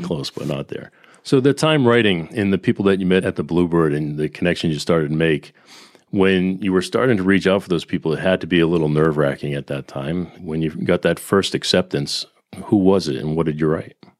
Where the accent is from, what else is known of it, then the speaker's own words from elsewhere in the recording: Boston, Massachusetts, United States; being a Bostonian